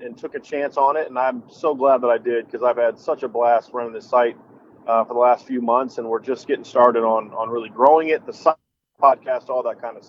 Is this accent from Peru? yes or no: yes; Lima, Peru; now in Virginia Beach, United States; I grew up in Lima. My grandmother still lives in Lima